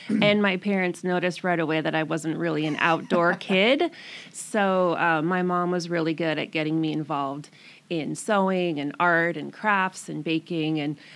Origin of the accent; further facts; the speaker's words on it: Silvana, Washington, United States; moved away as an adult; also born or lived in Seattle / Lynnwood; now in Camano Island, United States; growing up in Sylvania, it was pretty close